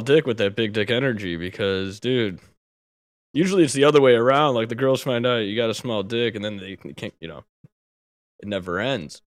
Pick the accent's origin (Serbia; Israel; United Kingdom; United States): United States; I'm an American